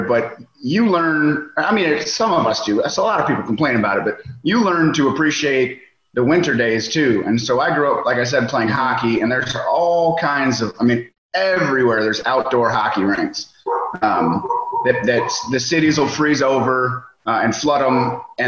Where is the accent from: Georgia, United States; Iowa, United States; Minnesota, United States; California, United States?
Minnesota, United States; Edina; also born or lived in New York; now in Louisville, United States; So I grew up in Minnesota, just south of Minneapolis, in a suburb called Edina.